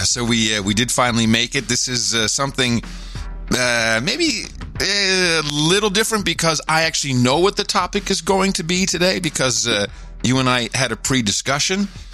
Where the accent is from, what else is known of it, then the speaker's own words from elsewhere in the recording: Netherlands; G- growing up in Europe, in the Netherlands